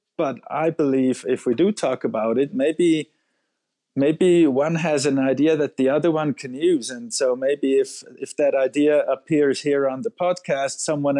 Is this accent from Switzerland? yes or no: yes; Zurich, Switzerland; In Zurich, which in Switzerland I should not even say, because people that are not from Zurich don't like people who are from Zurich.